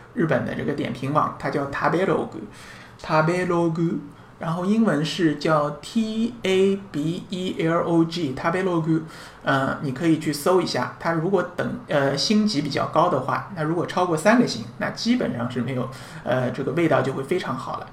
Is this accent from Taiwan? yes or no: no; China; 像我们中国人可能海鳗吃得比较多一点